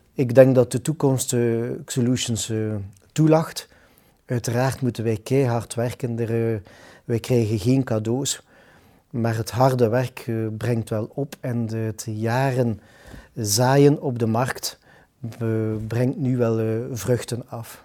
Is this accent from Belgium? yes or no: yes; Ghent, Flanders, Belgium; We zijn dan ook nog allebei Gentenaars